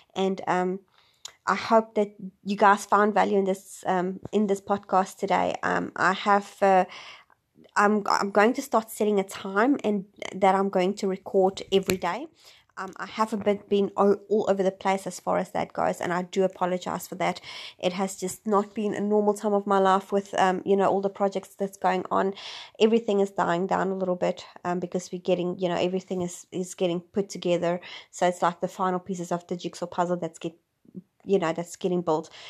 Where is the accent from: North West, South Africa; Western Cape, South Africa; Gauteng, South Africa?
Gauteng, South Africa; Johannesburg area; moved away; I'm originally, I'm from Johannesburg, which is not quite Johannesburg as in the dodgy C B D side of everything. Um, I was about an hour's drive from Johannesburg. I lived in a small town